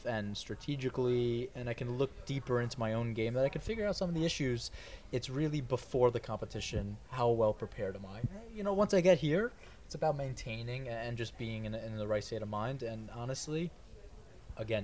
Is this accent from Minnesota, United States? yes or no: no; New York, United States; I'm a New Yorker.